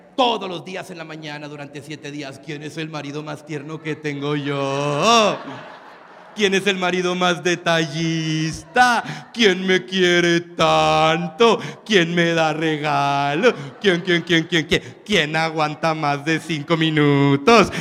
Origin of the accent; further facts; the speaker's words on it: Mexico; yo soy mexicano